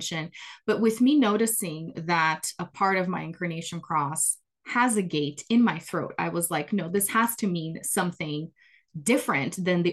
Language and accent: English; Brazil; English is a second language; moved away; I am originally from Brazil, grew up there, born and raised.